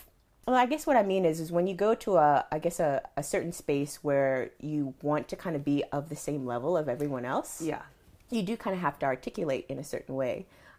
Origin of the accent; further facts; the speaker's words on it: Charlotte, North Carolina, United States; So I was in the IB program growing up in Charlotte.